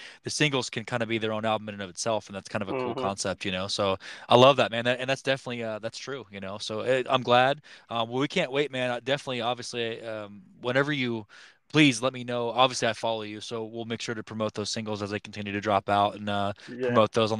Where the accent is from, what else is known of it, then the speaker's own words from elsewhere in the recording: Kansas, United States; I'm from Kansas